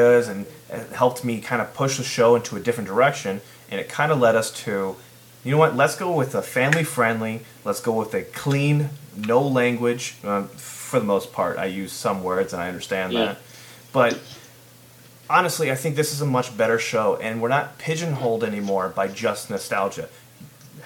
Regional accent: Illinois, United States; I am from Illinois

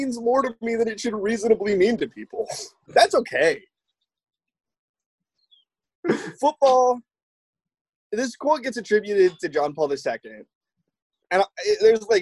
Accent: United States; I'm not like foreign, I'm an American

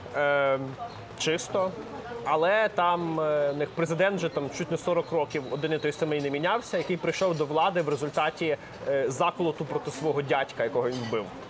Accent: Lviv, Lviv Oblast, Ukraine; я сам зі Львова

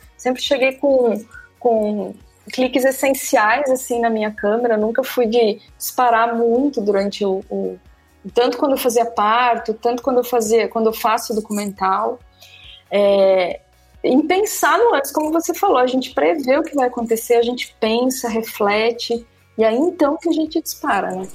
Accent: Santa Catarina, Brazil; moved away as an adult; also born or lived in Balneário Camboriú / Mato Grosso; now in Recife, Brazil; eu morava em Balneário Camboriú, sou catarinense, hoje eu moro em Recife

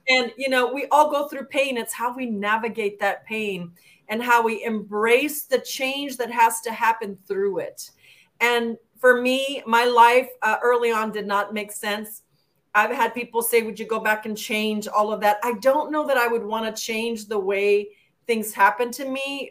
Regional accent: El Paso, Texas, United States; I'm a border town gal. I grew up in El Paso

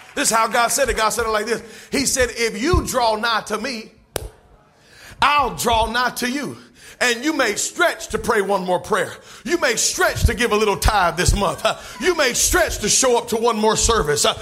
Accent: North Carolina, United States; now in Georgia, United States; I'm from North Carolina

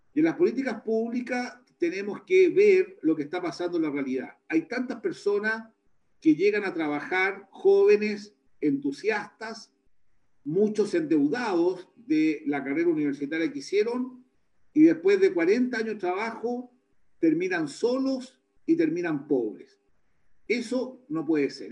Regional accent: Chile; como chilenos

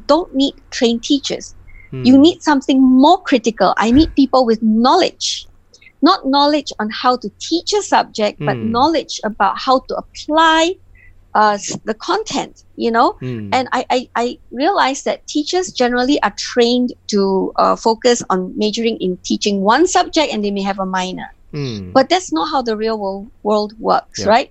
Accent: Penang, Malaysia; ever since I was really young, I grew up in Penang.

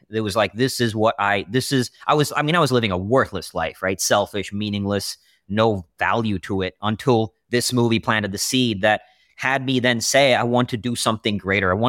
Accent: Austin, Texas, United States; also born or lived in India; I was born in India, moved around a lot, moved to Austin, Texas at 13.

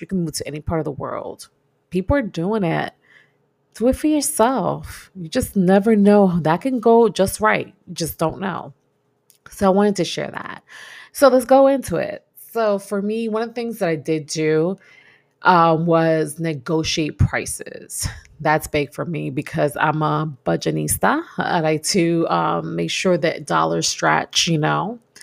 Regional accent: New York, United States; moved away as an adult; I'm a New Yorker, born and raised in New York.

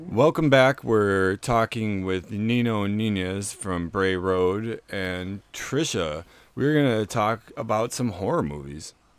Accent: Milwaukee, Wisconsin, United States; I, I grew up in Bayview

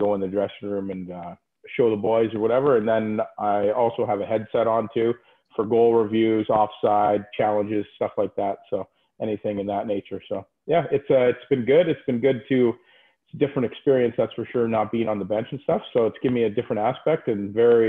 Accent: Petrolia, Ontario, Canada; moved away as an adult; also born or lived in Sarnia / Toronto; I just moved up to the Toronto area from Sarnia, basically, where my hometown is in Petrolia

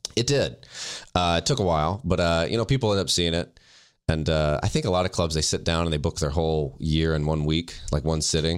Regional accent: the South, United States; now in Los Angeles, United States; I'm from the South

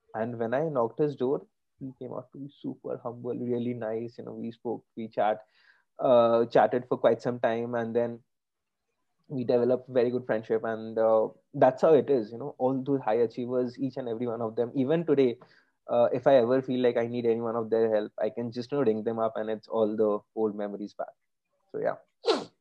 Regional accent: Kolkata, West Bengal, India; moved away as an adult; So I grew up in Calcutta. Uh, that's where I stayed for the first 18, 19 years of my life

